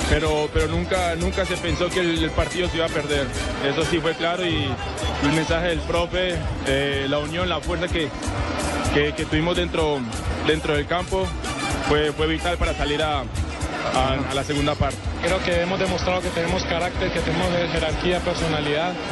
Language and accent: Spanish; Barranquilla, Atlántico, Colombia; Bueno, hoy nos tocó la oportunidad a nosotros y qué lindo aquí en mi tierra, en Barranquilla.